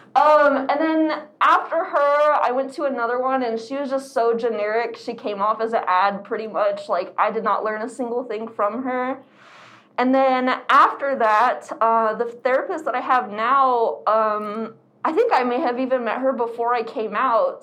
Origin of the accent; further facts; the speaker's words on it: Arizona, United States; I am born and raised in Arizona